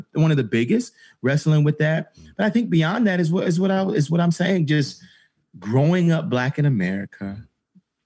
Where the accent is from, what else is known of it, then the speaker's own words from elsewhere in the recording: Atlanta, Georgia, United States; growing up in Atlanta